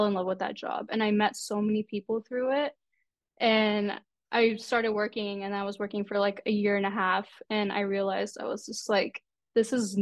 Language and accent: English; Texas, United States; I'm from Texas.